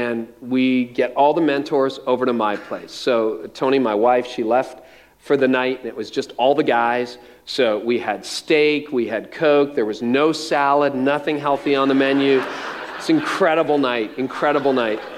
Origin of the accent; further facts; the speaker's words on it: Windsor, Ontario, Canada; also born or lived in north of Toronto, Ontario; the house where I was born in around Windsor across the river from Detroit